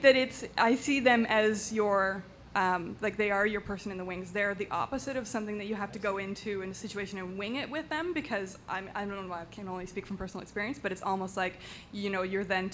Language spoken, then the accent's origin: English; Canada; being so Canadian